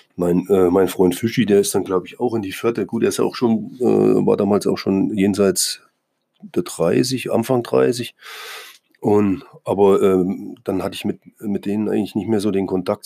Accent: East Germany, Germany; moved away; also born or lived in Bremen; ich als Ossi

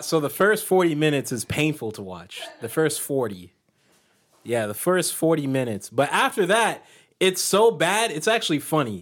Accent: United States; I was born in the United States

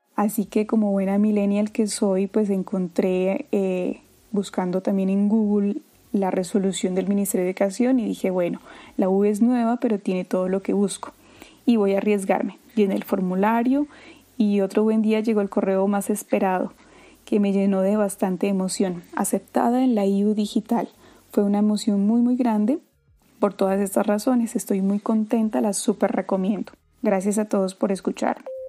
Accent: Pasto, Nariño, Colombia; also born or lived in Consacá, Nariño; a hora y media de mi ciudad natal, San Juan de Pasto.

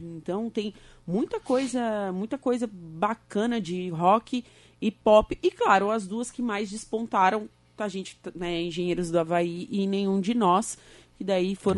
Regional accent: Torres, Rio Grande do Sul, Brazil; moved away as an adult; now in Araranguá, Brazil; Eu sou de Torres

